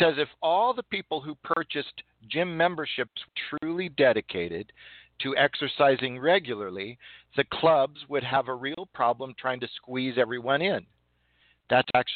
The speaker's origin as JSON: {"language": "English", "region": "California", "country": "United States", "said": "I'm from California"}